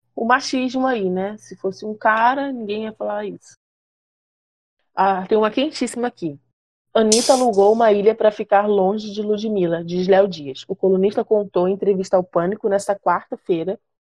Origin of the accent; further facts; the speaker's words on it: Rio de Janeiro, Brazil; accent: carioca; eu sou carioca